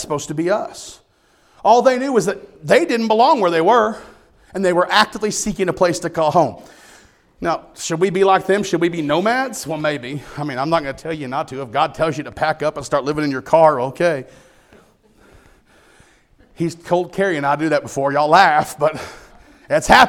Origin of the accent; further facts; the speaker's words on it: United States; I'm an American. And I'm proud to be an American